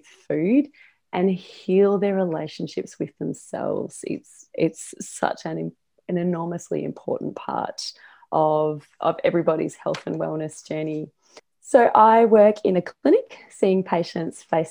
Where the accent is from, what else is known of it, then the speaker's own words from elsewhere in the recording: Australia; I am Australian.